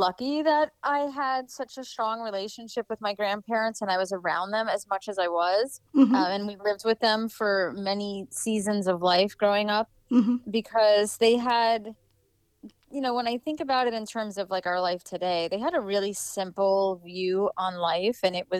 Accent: New York, United States; now in Florida, United States; So we were on the South Shore. I went to Lumbrook High School. My family, most of my family is still there.

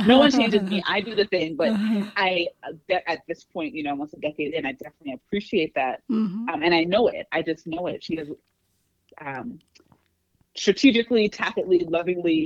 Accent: Atlanta, Georgia, United States; moved away; also born or lived in New York City; I grew up in Atlanta, lived in a few places, and we moved back here at the end of last year

